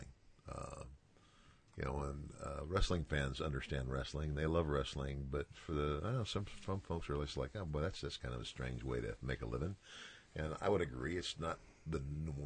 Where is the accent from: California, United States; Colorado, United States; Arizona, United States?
Arizona, United States; southern; moved away; also born or lived in Florida; I was born in Florida, but I was living in southern Arizona until with my grandmother